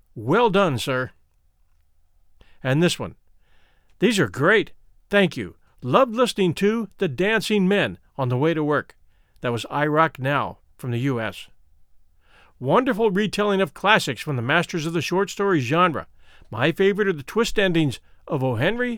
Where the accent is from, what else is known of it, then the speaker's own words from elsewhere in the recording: Australia; I am also Australian